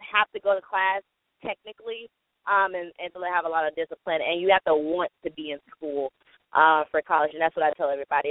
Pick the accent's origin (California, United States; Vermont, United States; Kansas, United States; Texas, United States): Texas, United States; moved away; I'm from Texas